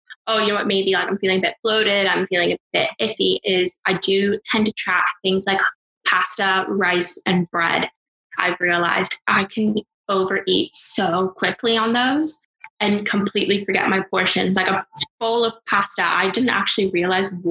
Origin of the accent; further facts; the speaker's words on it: California, United States; now in United Kingdom; I'm from California